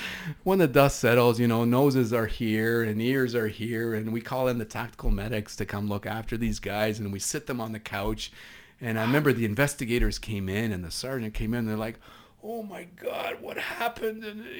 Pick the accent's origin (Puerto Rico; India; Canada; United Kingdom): Canada; East Coast; accent: East Coast; pardon my East Coast accent